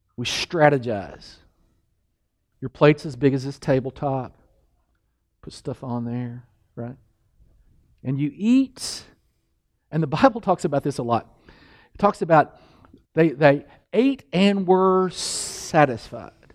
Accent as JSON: {"language": "English", "region": "Kentucky", "country": "United States", "said": "I'm from Kentucky"}